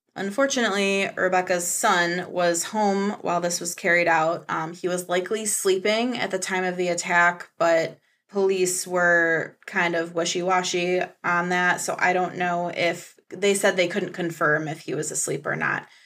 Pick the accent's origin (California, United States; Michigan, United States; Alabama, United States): Michigan, United States; I'm from Michigan